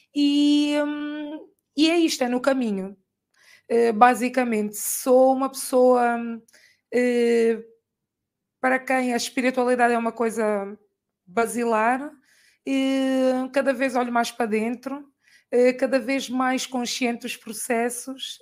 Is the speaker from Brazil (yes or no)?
no; Angola; moved away as an adult; also born or lived in Portugal; eu sempre vivi em Angola, né? Sou angolana, fui fazer a faculdade e trabalhei lá e depois vim para cá